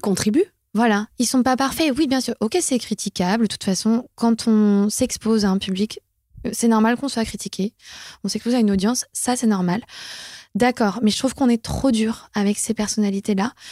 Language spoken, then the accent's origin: French; France; notre quota annuel en tant que Français